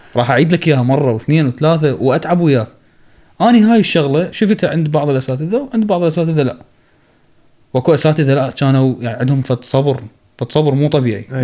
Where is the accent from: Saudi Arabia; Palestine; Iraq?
Iraq; moved away; also born or lived in Egypt; عندنا بالعراق